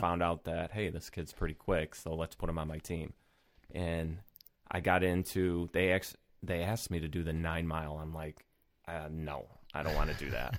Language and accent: English; Rochester, New York, United States; born and raised in Rochester